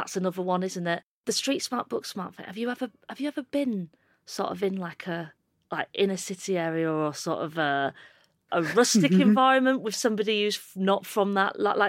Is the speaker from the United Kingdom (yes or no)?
yes; United Kingdom; accent: Northern